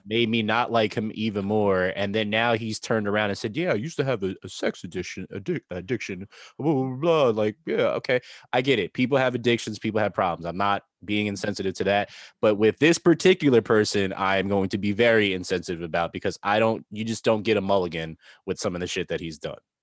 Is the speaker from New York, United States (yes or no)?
yes; New York, United States; being from New York and having New York teams